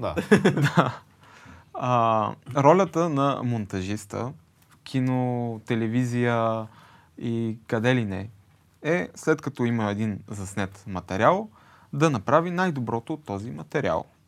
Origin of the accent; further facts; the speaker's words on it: Sofia, Sofia City, Bulgaria; Аз съм от София.